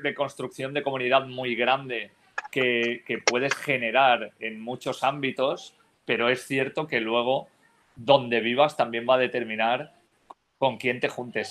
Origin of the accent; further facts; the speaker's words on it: Almussafes, Valencian Community, Spain; yo, soy de pueblo, ¿eh? o sea, yo nací en Almusafes, que es el pueblo donde está instalada la factoría Ford en España, que es un pueblo al sur de Valencia